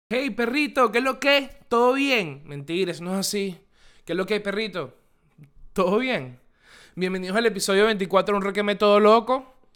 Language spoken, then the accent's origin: Spanish; Venezuela; moved away; Desde que yo salí de Venezuela